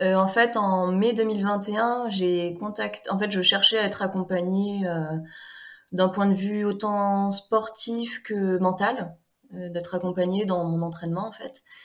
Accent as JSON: {"language": "French", "region": "Normandy", "country": "France", "tie": "born or raised there", "moved": "as an adult", "lives_now": "Haute-Savoie, France", "said": "je suis originaire de Normandie"}